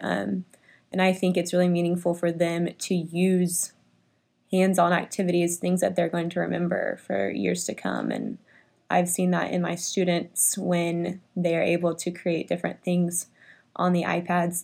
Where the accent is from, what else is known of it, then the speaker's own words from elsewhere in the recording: Richardson, Texas, United States; I grew up in Richardson.